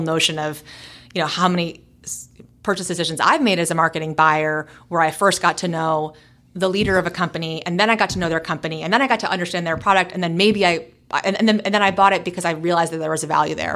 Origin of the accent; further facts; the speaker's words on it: New York City, New York, United States; moved away as an adult; now in Portland, United States; a native New Yorker, born and raised in New York City